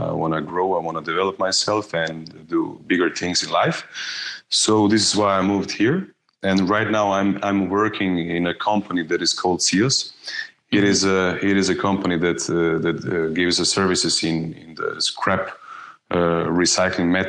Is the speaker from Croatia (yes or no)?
yes; Osijek, Osijek-Baranja County, Croatia; moved away as an adult; now in Zagreb, Croatia; I was born in in Osijek, uh, in Croatia, and uh, I moved two years ago. I moved to Zagreb, to the capital.